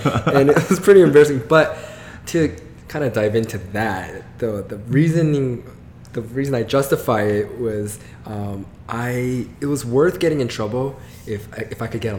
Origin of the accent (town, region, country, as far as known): Atlanta, Georgia, United States; born or raised there; moved away as an adult; also born or lived in Guam; now in Los Angeles, United States